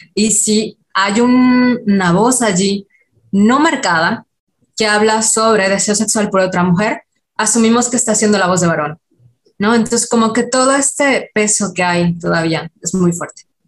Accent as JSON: {"language": "Spanish", "region": "Yucatán", "country": "Mexico", "accent": "Yucatecan", "said": "yo soy de Yucatán, entonces eh, el, típico estereotipo con el acento yucateco"}